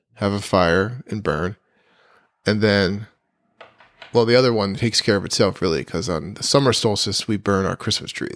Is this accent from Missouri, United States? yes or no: no; New Jersey, United States; moved away; also born or lived in New York / Vermont; I grew up in Central Jersey